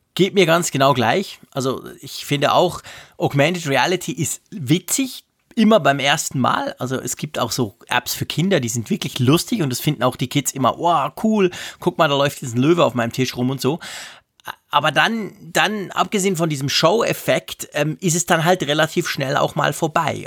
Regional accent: Switzerland; also born or lived in Bern; als Schweizer

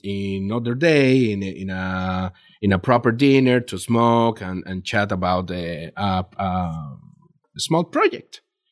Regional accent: Mexico; English is a second language; okay, where are you from? From Mexico. From Mexico. Really? Yeah.

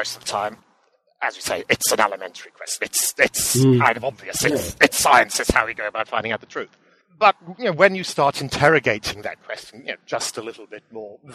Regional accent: Aberystwyth, Wales, United Kingdom; also born or lived in Cambridge; I was actually born and bred locally. I grew up in Aberystwyth

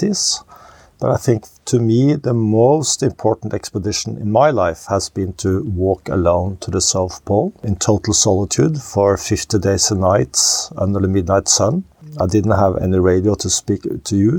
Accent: Oslo, Norway; I was born and raised in Oslo, Norway

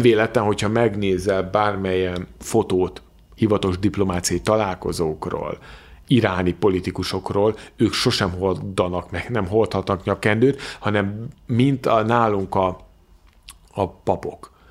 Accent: Hungary; honnan származom, mondom Magyarországról, nem Teheránból

